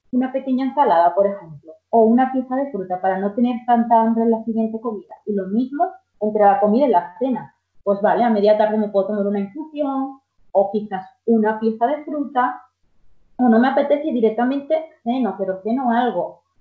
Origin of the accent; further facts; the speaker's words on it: Dominican Republic; en nuestro caso, somos dominicanos, con alguna legumbre